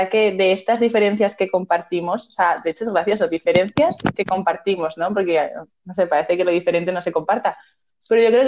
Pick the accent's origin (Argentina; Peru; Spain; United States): Spain